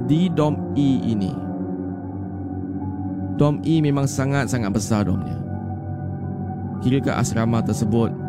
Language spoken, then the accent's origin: Malay; Malaysia; umur saya 15 tahun. Dan saya ni daripada Malaysia.